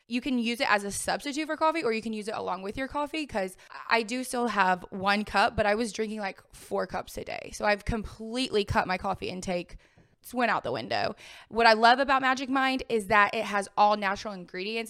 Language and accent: English; the South, United States; I'm from the South